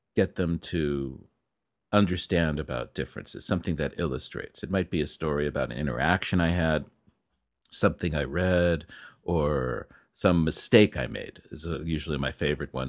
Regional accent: California, United States; moved away; I'm from California

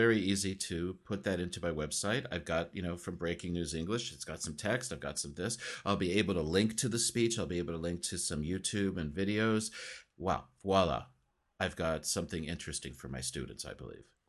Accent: United States; accent: American; students are always listening to my American accent

